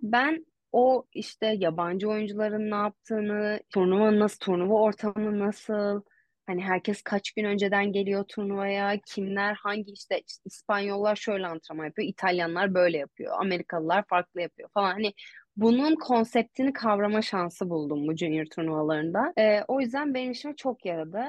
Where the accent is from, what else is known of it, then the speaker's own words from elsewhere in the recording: Istanbul, Turkey; ben Koza'ya taşınmadan önce karşıda Anadolu Hisarı'nda oturuyordum. E, Acar Kenti'nin içindeki TED Koleji'ne gidiyordum okula. E, sonra oradan Bahçeşehir'e taşındık Koza'ya. Ya böyle bayağı bir İstanbul turu